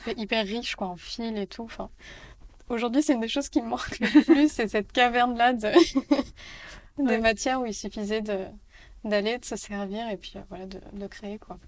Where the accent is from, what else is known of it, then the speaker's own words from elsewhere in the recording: Paris, Île-de-France, France; also born or lived in Barcelona; j'ai grandi à Paris